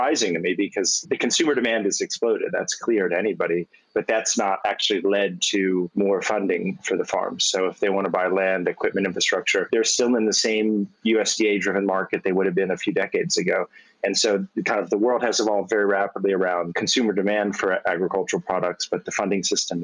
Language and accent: English; Washington, District of Columbia, United States; I grew up in Washington, D.C., in a city.